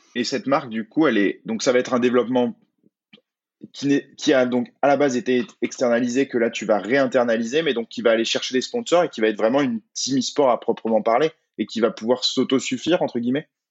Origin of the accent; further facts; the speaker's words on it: France; en tant que Français